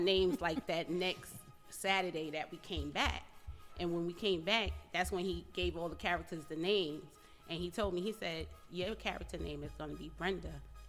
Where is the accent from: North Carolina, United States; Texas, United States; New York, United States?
New York, United States; Yonkers; coming up in the hood in the projects. … mm-hmm. and I'm from Yonkers, New York, born and raised.